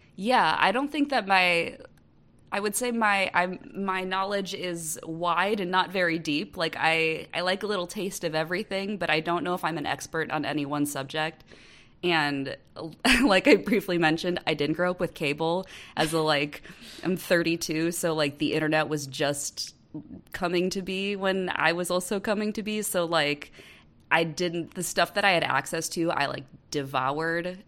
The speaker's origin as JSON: {"language": "English", "region": "Wisconsin", "country": "United States", "tie": "born or raised there", "moved": "as an adult", "lives_now": "Kansas City, United States", "said": "I'm born and bred Midwest. I'm originally from Wisconsin, but I live in Kansas City."}